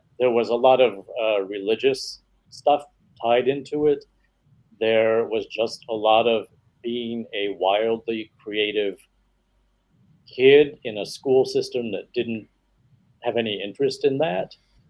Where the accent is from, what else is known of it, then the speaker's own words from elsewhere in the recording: New York, United States; I grew up in a lot of different places, but the majority of my time was spent in a very small town in central New York State.